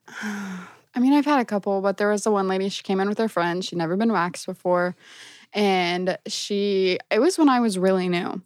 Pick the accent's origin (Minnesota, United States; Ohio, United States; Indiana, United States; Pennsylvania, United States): Indiana, United States; Brownsburg; I'm originally from Brownsburg